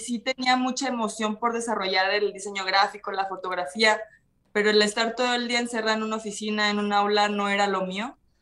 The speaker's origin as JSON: {"language": "Spanish", "town": "Mazatlán", "region": "Sinaloa", "country": "Mexico", "tie": "born or raised there", "also_born_or_lived": "Culiacán, Sinaloa", "moved": "as an adult", "lives_now": "Guadalajara, Mexico"}